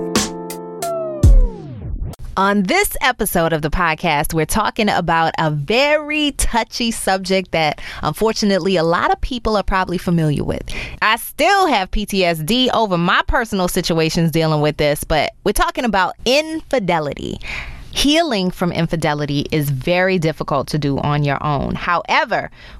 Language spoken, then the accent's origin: English; New Orleans, Louisiana, United States; moved away as an adult; also born or lived in Baltimore / Chicago / Dallas; starting out in my hometown of New Orleans, going to Baltimore, St. Louis, Chicago, Dallas, and ultimately back to New Orleans